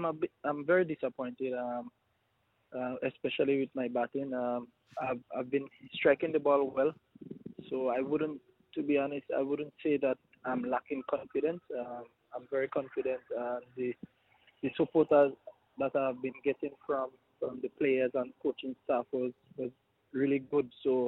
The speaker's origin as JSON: {"language": "English", "country": "New Zealand", "lives_now": "Australia", "said": "Well, I came from New Zealand to Australia, so I had no quarantine."}